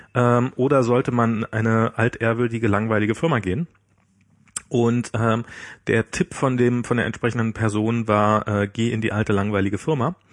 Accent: the East, East Germany, Germany; ich bin ja im Osten groß geworden

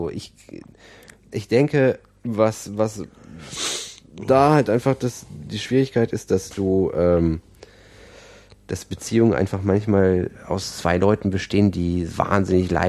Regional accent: Aachen, North Rhine-Westphalia, Germany; ich komme aus Aachen und ähm, das ist auch schlimm.

